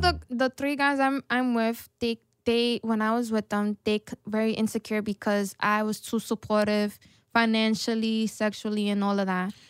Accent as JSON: {"language": "English", "town": "New York City", "region": "New York", "country": "United States", "said": "I'm from the Bronx"}